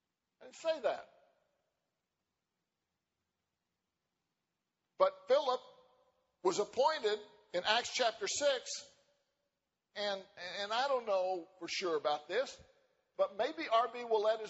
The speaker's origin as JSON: {"language": "English", "region": "West Virginia", "country": "United States", "moved": "yes", "said": "I'm from West Virginia"}